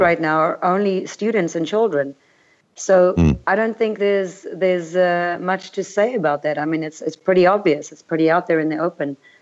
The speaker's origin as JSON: {"language": "English", "country": "United States", "moved": "as an adult", "lives_now": "Europe", "said": "I'm an American citizen"}